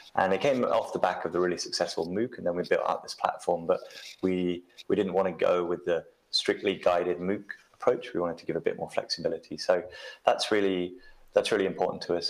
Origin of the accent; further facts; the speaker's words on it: United Kingdom; I'm I'm British, so I grew up with the BBC